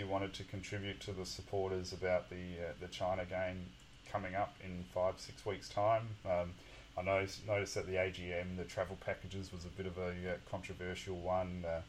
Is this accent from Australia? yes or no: yes; Australia; "Oh, where are you from?" And I said, "Australia."